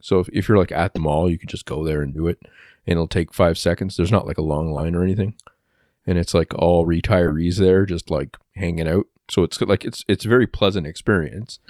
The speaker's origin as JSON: {"language": "English", "country": "Canada", "said": "I'm Canadian"}